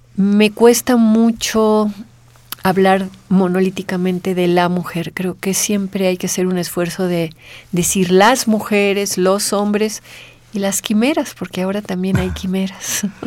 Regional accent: Mexico

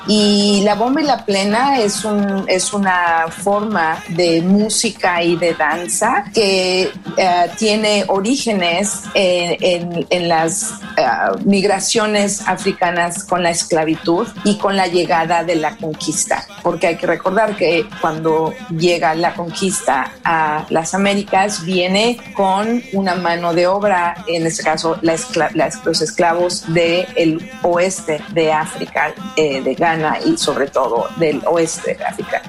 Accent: Mexico; now in New York, United States; como mexicana

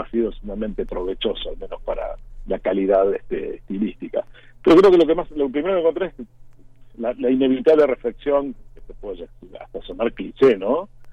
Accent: Argentina; moved away as an adult; also born or lived in Mexico City, Mexico; yo llevo mucho tiempo ya fuera de, Argentina, casi 25 años

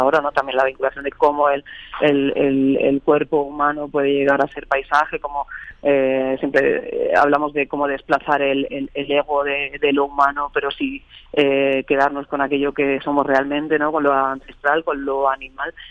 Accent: Barcelona, Catalonia, Spain; moved away as an adult; also born or lived in Extremadura; now in Madrid, Spain; yo sí que nací en Barcelona, pero llevo ya desde 2015 viviendo en Madrid

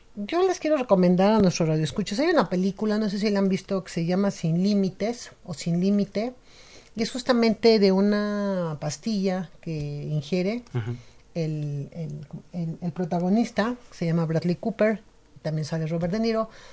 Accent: Mexico; nuestra cultura como mexicanos

